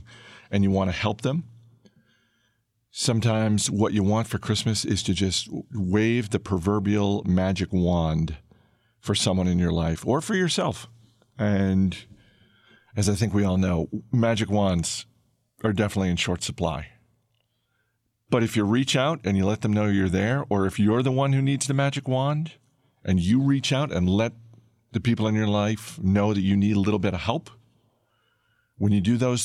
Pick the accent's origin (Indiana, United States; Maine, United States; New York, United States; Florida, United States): Maine, United States; I grew up in Maine